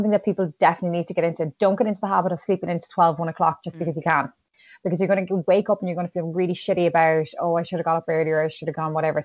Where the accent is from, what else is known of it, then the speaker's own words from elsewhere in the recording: Ireland; as an Irish nation